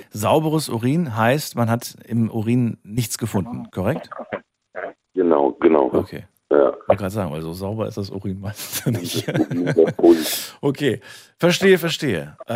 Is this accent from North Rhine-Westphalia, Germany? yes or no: no; Frankfurt, Hesse, Germany; wir kommen beide aus Frankfurt und wir heißen beide ….